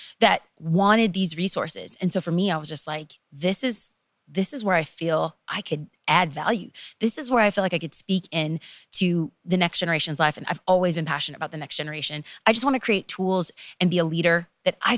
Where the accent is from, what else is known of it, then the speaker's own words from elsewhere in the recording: Los Angeles, California, United States; I am from Los Angeles, and to be specific, East Los Angeles